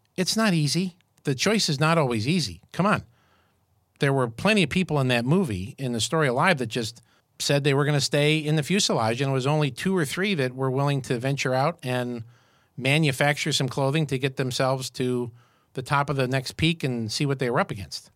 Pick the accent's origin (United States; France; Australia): United States; Syracuse, New York; moved away; I grew up in Syracuse, New York